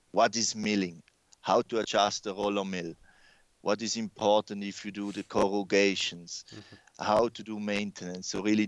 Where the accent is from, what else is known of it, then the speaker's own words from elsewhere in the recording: Switzerland; accent: mix; Yeah, no, definitely my accent is a big mix-up, I would say. I grew up in Switzerland, I had then several stations all over the world. Mm-hmm. I'm also Italian, so Swiss-Italian, so they're already a mixture.